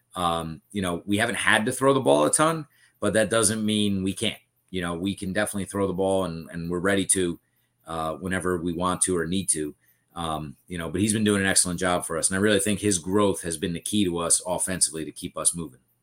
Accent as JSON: {"language": "English", "town": "Bayville", "region": "New Jersey", "country": "United States", "tie": "born or raised there", "said": "growing up in Bayville, I went to Central"}